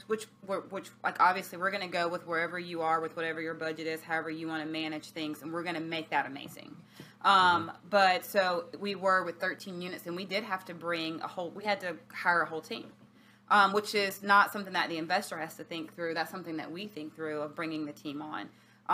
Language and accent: English; Alabama, United States; now in Virginia Beach, United States; I'm from Alabama